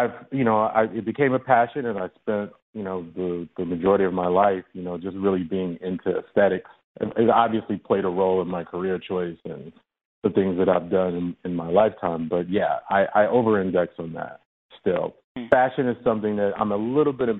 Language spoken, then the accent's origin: English; Chicago, Illinois, United States; I come from the South Side of Chicago, and you know, I grew up between two crack houses